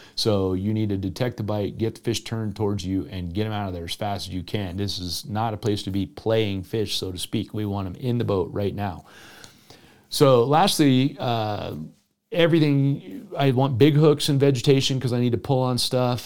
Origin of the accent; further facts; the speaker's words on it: South Florida, United States; moved away; growing up in South Florida